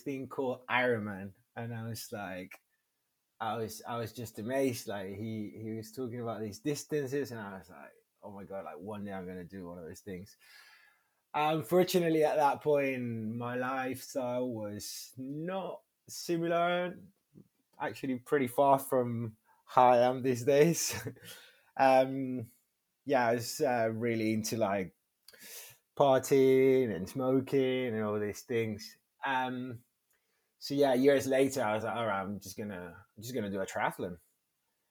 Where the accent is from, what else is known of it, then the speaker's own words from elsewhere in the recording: northern Spain, Spain; English is a second language; also born or lived in Cádiz, Spain / Algeciras, Spain / Madrid, Spain / Burgos, Spain; now in London, United Kingdom; I was raised in the north